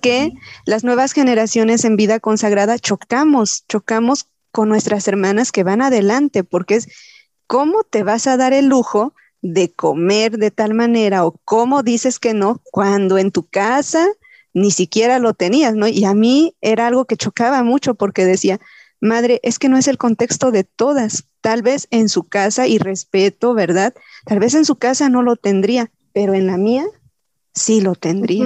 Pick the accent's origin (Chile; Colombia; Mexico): Mexico; tenemos como cultura mexicana